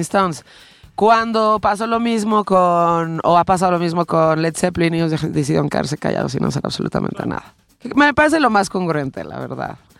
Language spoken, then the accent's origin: Spanish; Mexico; yo nací en México